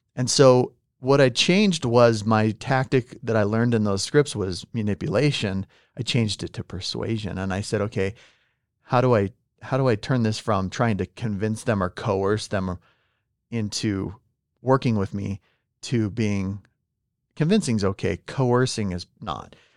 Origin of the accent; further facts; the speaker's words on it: California, United States; English is a second language; now in Utah, United States; I'm from California